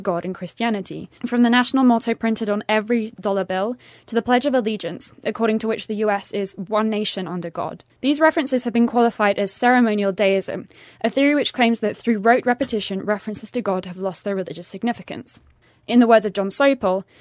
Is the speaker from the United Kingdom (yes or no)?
yes; England, United Kingdom; moved away; my home country, the United Kingdom, has a state church